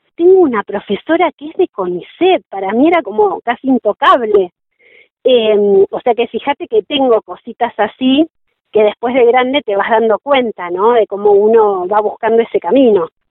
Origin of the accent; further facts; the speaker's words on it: Junín, Buenos Aires Province, Argentina; moved away as an adult; now in Bariloche, Argentina; yo nací en Junín, provincia de Buenos Aires, patria sojera. Eh, crecí allí, hice hasta mi secundario